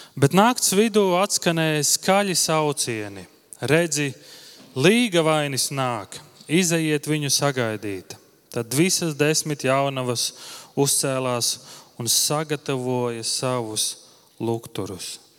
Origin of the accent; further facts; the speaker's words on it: Viesīte, Latvia; moved away; uz viesīti, uz manu dzimto pilsētu